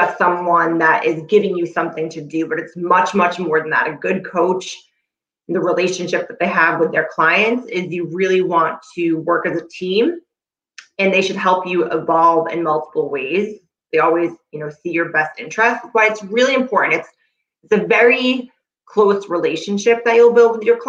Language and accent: English; North Shore, Massachusetts, United States; I live in Massachusetts, born and raised on the North Shore